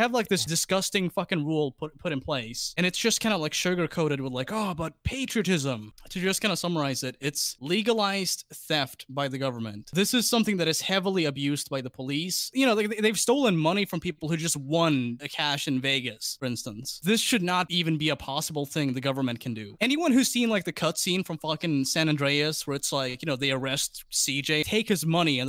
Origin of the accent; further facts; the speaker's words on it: Laos; I'm from Laos.